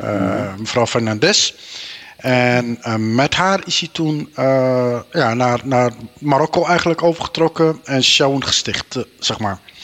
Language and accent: Dutch; Meppel, Drenthe, Netherlands; geboren en getogen in Nederland, in, eh, in Meppel, Drenthe